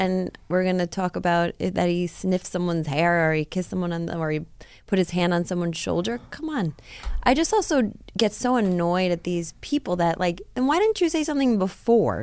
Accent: Rockland County, New York, United States; where I grew up in Rockland County

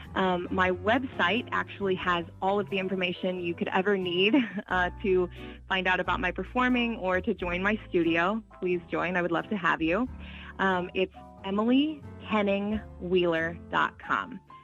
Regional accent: Springfield, United States; now in Boston, United States; my hometown

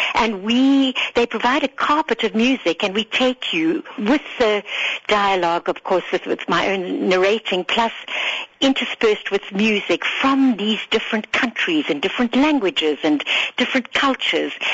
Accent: Harare, Zimbabwe; now in South Africa; as a little girl growing up in Salisbury, Rhodesia, with my two sisters

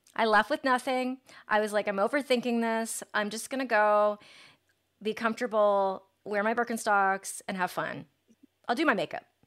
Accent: Granville, Ohio, United States; now in Los Angeles, United States; I grew up in Granville, Ohio, and it was a different world

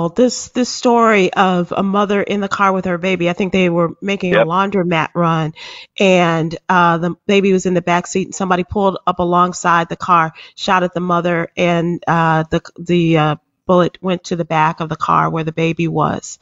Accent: Chicago, Illinois, United States; my hometown of Chicago

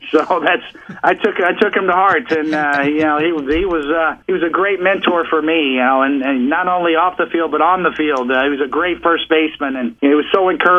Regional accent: Kansas City, Missouri, United States; moved away as an adult; now in New York City, United States; Here I am 30 plus years later, and I'm a New Yorker now, and I'm a kid who grew up in Kansas City in the Midwest, and I had never even been to New York before

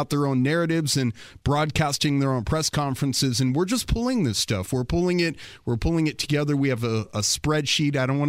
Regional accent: Frederick, Maryland, United States; So I came from Frederick, Maryland, which is right in between Baltimore and Washington, D.C. It's a nice little community in the suburbs off of the Beltway.

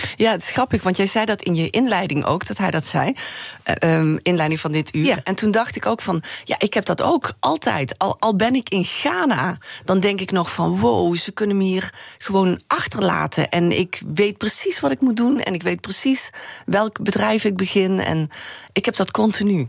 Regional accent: Heerlen, Limburg, Netherlands; moved away; ik ben natuurlijk opgegroeid in Heerlen

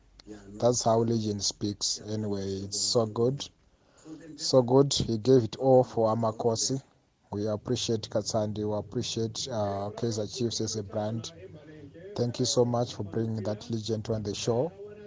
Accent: Zimbabwe; now in Midrand, South Africa; I'm also from Zimbabwe.

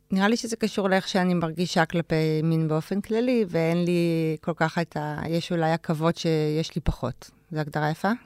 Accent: Ramat HaSharon, Tel Aviv District, Israel; גדלתי ברמת השרון, בשכונה שנקראת, אה, נווה רום

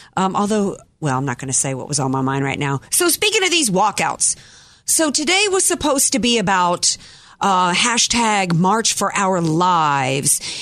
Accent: Louisiana, United States; now in San Diego, United States; I grew up in the Deep South, Brian, and you know almost every boy I grew up with in Louisiana

